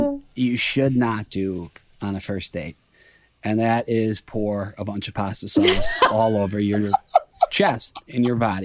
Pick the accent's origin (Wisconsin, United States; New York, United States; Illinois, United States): Illinois, United States; Melrose Park; I'm from Melrose Park.